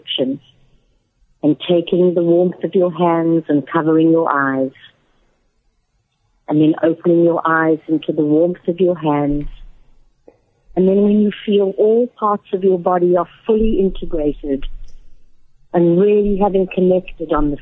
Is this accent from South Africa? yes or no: yes; South Africa; moved away as an adult; now in Atlanta, United States; I'm originally from South Africa, as some of you may have gathered by my accent. I've been back living in America for the last 6 years, and I live in Atlanta, Georgia